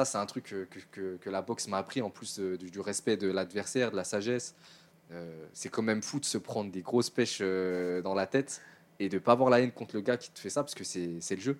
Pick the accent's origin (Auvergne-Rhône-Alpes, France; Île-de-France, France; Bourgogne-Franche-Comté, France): Île-de-France, France; Suresnes; C'est la ville où j'ai grandi.